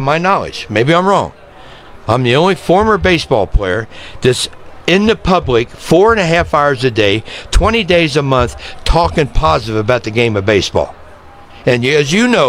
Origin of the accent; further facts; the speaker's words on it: Cincinnati, Ohio, United States; I'm from Cincinnati, Ohio. I played 19 years for the Cincinnati Reds